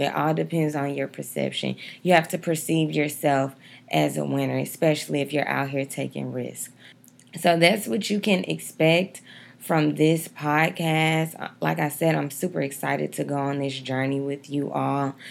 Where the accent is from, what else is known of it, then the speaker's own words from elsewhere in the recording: Dallas, Texas, United States; also born or lived in Atlanta, Georgia; I'm from Dallas, Texas